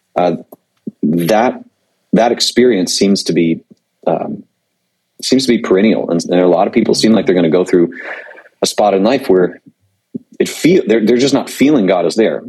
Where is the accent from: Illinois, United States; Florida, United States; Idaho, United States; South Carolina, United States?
Florida, United States; Panama City Beach; moved away; I'm originally from Panama City Beach, Florida